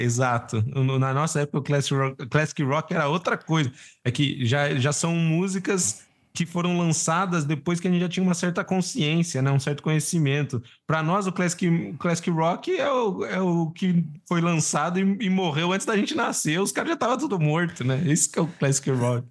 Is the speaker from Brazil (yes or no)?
yes; Brazil; como sendo brasileiro de um país de terceiro